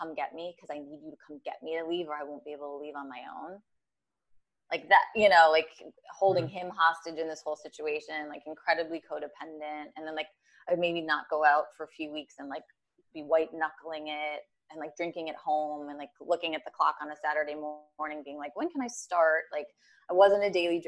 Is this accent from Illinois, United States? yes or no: no; Minneapolis, Minnesota, United States; I was born and raised in Minneapolis, right. Minnesota.